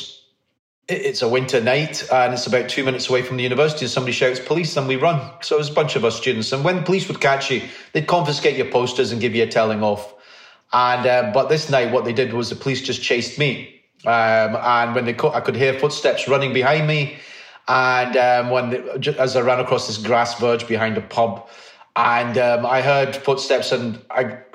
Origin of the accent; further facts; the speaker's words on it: Liverpool, North West England, United Kingdom; moved away as an adult; now in Glasgow, United Kingdom; I was brought up in Liverpool. I came to Glasgow in 1986 to study